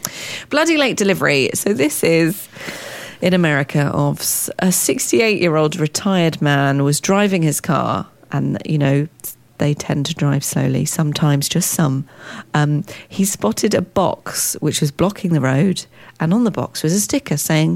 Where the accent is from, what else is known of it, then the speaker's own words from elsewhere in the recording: London, United Kingdom; Well, I've lived all over London, so I was born